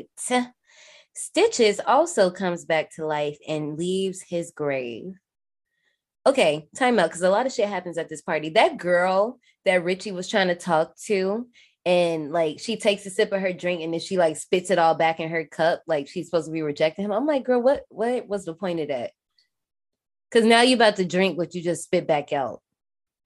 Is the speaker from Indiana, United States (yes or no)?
yes; Gary, Indiana, United States; I'm not from Chicago, I'm from Gary